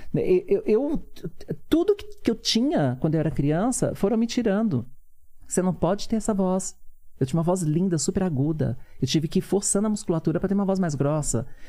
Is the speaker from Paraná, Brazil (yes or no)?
no; São Paulo, Brazil; also born or lived in Teófilo Otoni, Minas Gerais; Viemos para São Paulo e eles foram morar no Capão, no Capão Redondo, que foi o bairro que fui criada